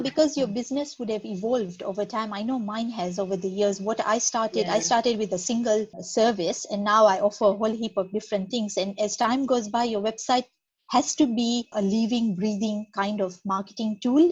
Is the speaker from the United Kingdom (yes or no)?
no; Kenya; moved away as an adult; also born or lived in Nairobi / Perth, Western Australia; now in Australia; I'm from Kenya, which is in East Africa.